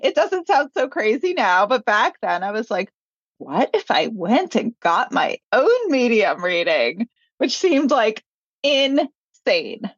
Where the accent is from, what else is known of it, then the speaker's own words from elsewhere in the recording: New York, United States; also born or lived in Los Angeles; I grew up in New York